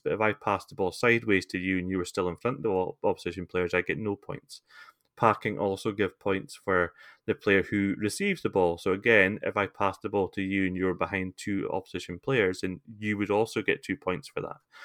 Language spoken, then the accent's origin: English; Scotland, United Kingdom; I'm not a Scotsman